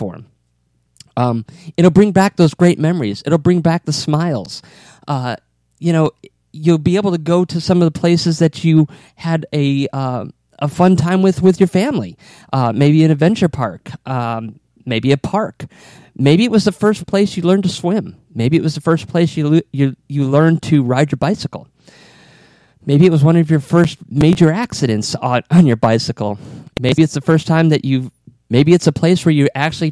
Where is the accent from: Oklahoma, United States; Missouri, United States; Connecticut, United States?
Connecticut, United States; Bristol; now in Florida, United States; I was born in Bristol, Connecticut, and I moved to Florida in 1990